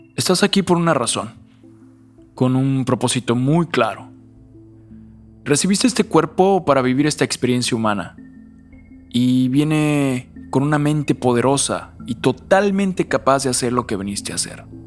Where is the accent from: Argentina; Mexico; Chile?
Mexico; como nací en México